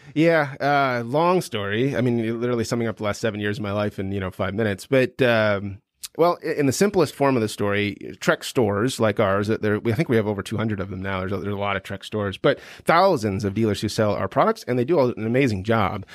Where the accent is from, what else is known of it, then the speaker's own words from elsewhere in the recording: Midwest, United States; moved away as an adult; I grew up in the Midwest.